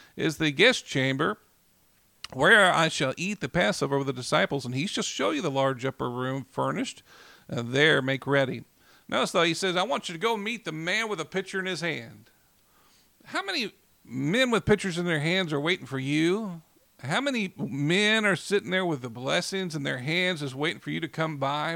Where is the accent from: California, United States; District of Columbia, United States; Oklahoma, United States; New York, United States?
Oklahoma, United States; Oklahoma City; I grew up here in Oklahoma City